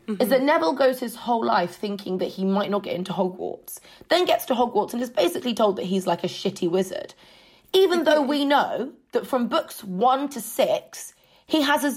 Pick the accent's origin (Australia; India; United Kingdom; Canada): United Kingdom; as a British person, like deeply entrenched class structures are things that you kind of get raised being beaten over the head